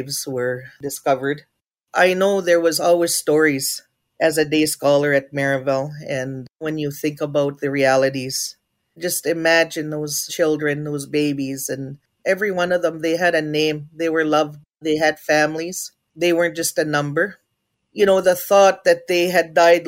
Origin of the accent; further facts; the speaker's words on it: Treaty 4 territory, Saskatchewan, Canada; I'm from Ojibwe's First Nation, from the beautiful unceded, unsurrendered Treaty 4 territory